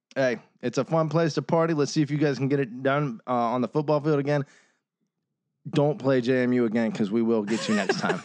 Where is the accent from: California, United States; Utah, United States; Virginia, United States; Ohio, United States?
Virginia, United States; we're from Virginia.